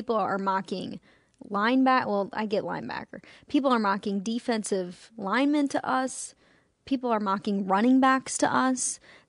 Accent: Chicago, Illinois, United States; I'm from Chicago, spent 18 years of my life there, and it feels like Chicago outside.

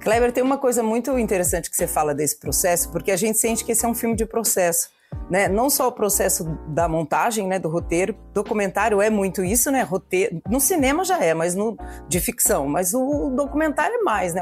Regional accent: São Paulo, Brazil; eu cresci em São Paulo

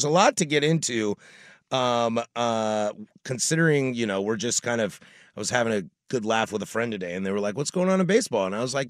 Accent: Washington, United States; And that's why I'm glad I come from Washington and not Montana, because we had a great time.

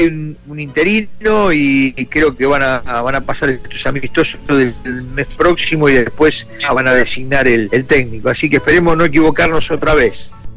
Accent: Argentina

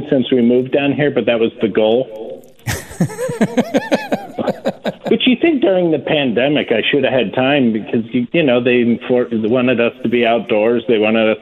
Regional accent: Ohio, United States; now in Pennsylvania, United States; I was born actually in Ohio, and I lived by a conservation club

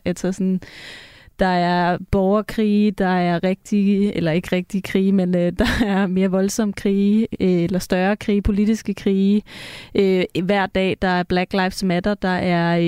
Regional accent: Copenhagen, Capital Region of Denmark, Denmark; nu er jeg også fra København og har venner i København

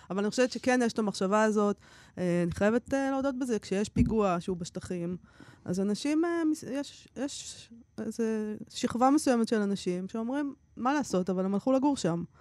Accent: Israel; אני מפה

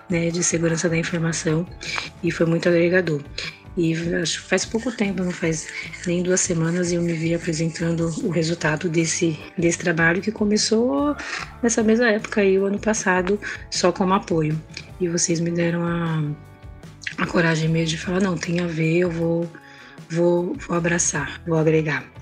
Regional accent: São Paulo, Brazil; sou de São Paulo, trabalho com qualidade na área de serviço.

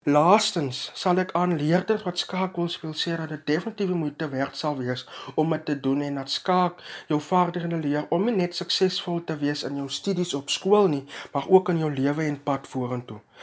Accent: Graaff-Reinet, Eastern Cape, South Africa; Ek is van Gaffrenet en het my skoolloopbaan by Hoërskool vol 2222

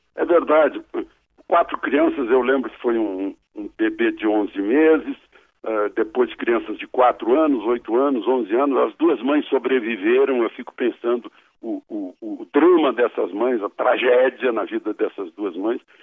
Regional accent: Brazil

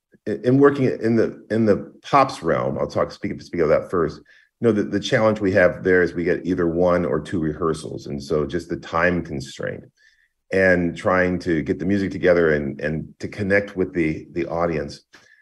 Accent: Greensboro, North Carolina, United States; So I grew up in Greensboro, North Carolina. Both my parents are music teachers.

